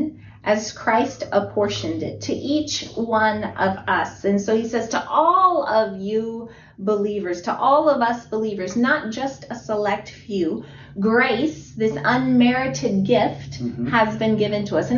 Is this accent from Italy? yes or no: yes; Italy; moved away; I was born in Italy